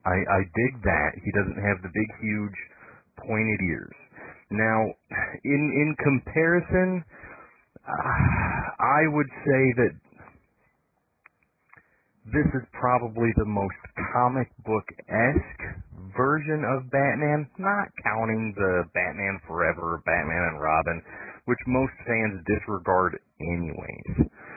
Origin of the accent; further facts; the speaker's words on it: Michigan, United States; I'm from Michigan, but I have no idea where that is.